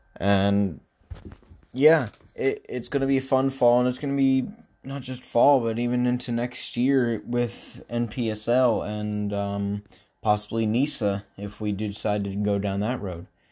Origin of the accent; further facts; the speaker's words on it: Pittsburgh, Pennsylvania, United States; moved away; I lived in Pittsburgh, my hometown club there, Steel F C